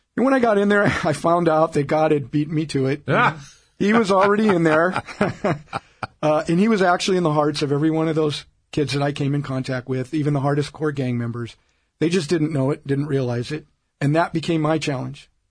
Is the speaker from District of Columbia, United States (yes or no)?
no; Omaha, Nebraska, United States; now in Orange County, United States; I grew up in Omaha, Nebraska